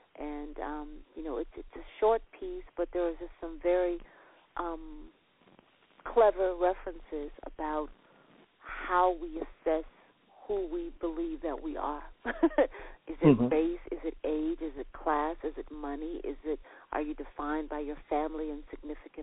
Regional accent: Nashville, Tennessee, United States; I was born in Nashville, Tennessee

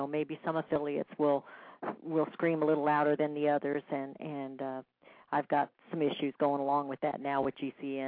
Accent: Kansas City, Missouri, United States; I came from Kansas City.

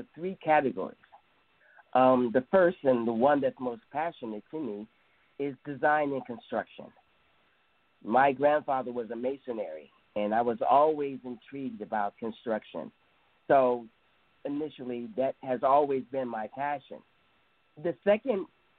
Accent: Cleveland, Ohio, United States; now in California, United States; I'm originally from Cleveland, Ohio, better known as the Mistake on the Lake

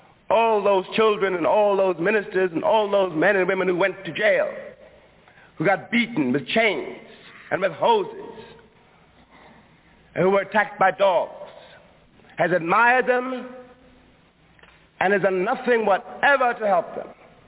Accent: Harlem, New York, United States; born or raised there

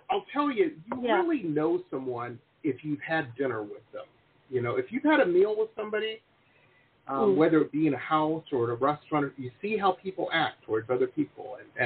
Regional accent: Midwest, United States; now in California, United States; I grew up in the Midwest where people, they're like Klingons, you know, they drink crazy.

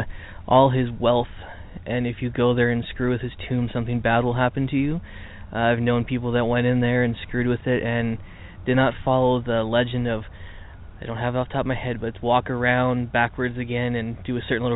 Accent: Port Colborne, Ontario, Canada; Port Colborne, Ontario, Canada, my hometown

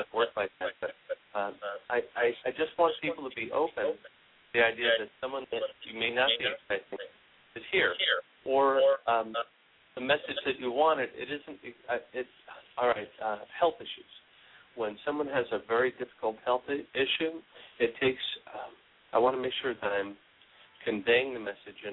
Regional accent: New York, United States; also born or lived in East Coast; now in California, United States; I was born in New York. That's one thing. Lived on the East Coast a long time

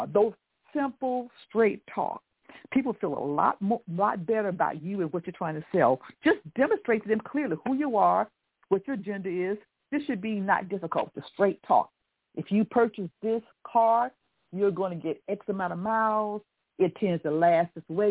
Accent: the South, United States; I'm from the South, and so we always said please and thank you, and my parents were pretty strict

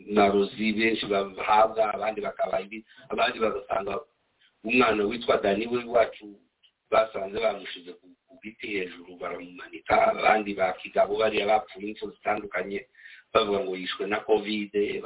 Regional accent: DR Congo; now in United States; turi abanyekongo

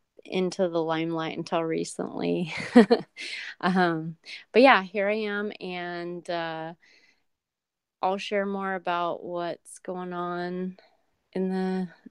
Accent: Oregon, United States; I'm from Oregon.

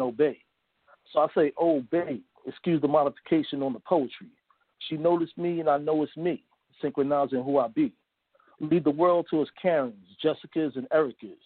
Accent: New York City, New York, United States; That's where I'm originally from, Harlem, New York. So I grew up around the Renaissance

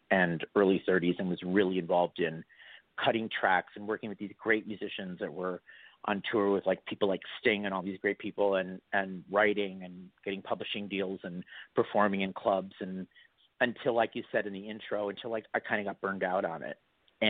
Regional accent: Milwaukee, Wisconsin, United States; now in Los Angeles, United States; I grew up in Milwaukee, Wisconsin. I am from the Midwest.

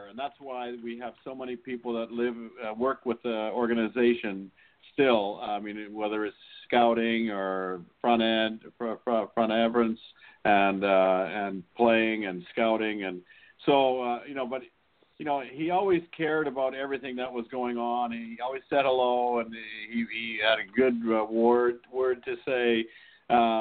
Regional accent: Saskatchewan, Canada; moved away; Brad McCrimmon and I grew up together in Saskatchewan

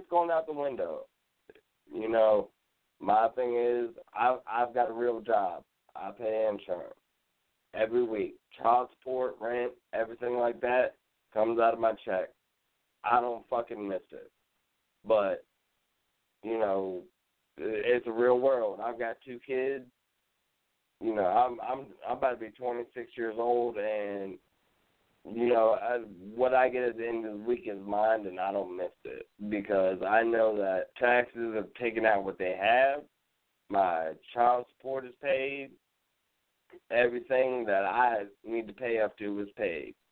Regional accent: Virginia, United States; I come from Virginia in a county that was really established before Yorktown, Virginia

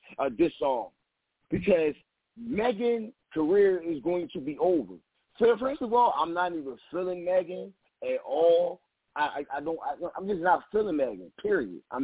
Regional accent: Philadelphia, Pennsylvania, United States; I'm from Philly, baby.

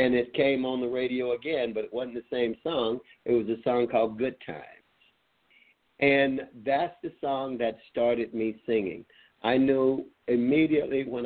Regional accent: Meridian, Mississippi, United States; I'm from Meridian, Mississippi.

